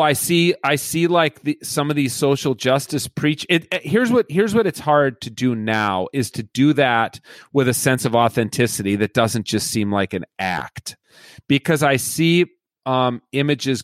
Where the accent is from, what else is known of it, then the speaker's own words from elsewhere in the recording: Edina, Minnesota, United States; when I was growing up in Edina, Minnesota